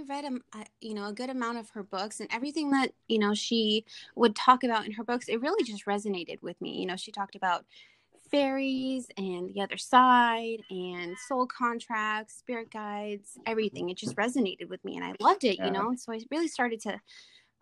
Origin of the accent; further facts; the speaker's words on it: Washington, United States; I'm Native American from Washington State, and we as a people, we are very, very spiritual